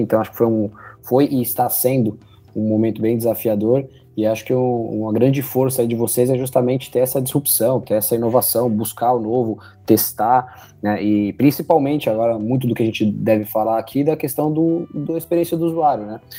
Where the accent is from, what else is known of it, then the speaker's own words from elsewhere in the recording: São José dos Campos, São Paulo, Brazil; moved away; also born or lived in Jacareí; eu sou de São José dos Campos, né? na verdade eu nasci em Jacareí, é, cresci em São José, fui para São Paulo